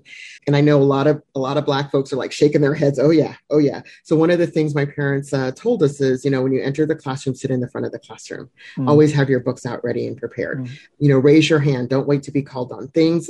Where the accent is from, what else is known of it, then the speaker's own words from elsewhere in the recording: Germany; born there; when I was born in Germany and moved around because my father was in the military.